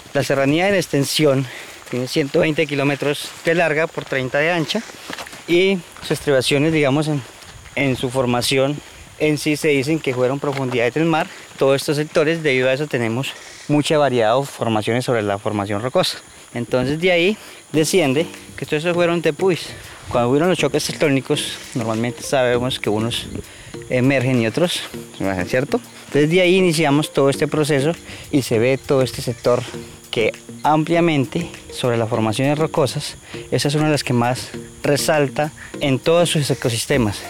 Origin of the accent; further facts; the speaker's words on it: La Macarena, Meta, Colombia; also born or lived in Pitalito, Huila; llevo 23 años en el municipio de La Macarena. Estudié en La Macarena, en parte de la primaria, secundaria